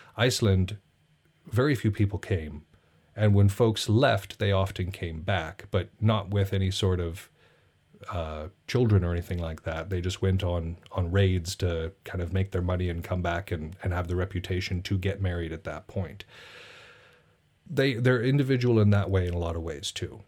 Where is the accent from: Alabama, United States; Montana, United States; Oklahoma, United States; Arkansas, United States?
Montana, United States; I'm from Montana